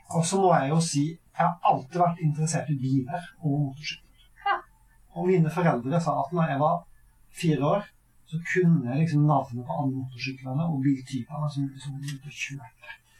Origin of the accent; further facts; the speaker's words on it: Averøy, Møre og Romsdal, Norway; moved away as an adult; now in Sørlandet, Norway; Jeg kommer jo fra Averøy på Nordmøre.